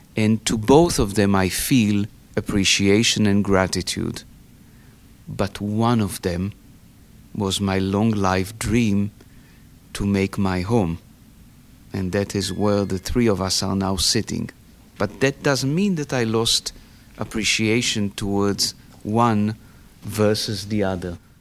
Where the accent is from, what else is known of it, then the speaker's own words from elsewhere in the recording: Tel Aviv, Tel Aviv District, Israel; moved away as an adult; now in Pittsburgh, United States; I was born in Tel Aviv in 1959.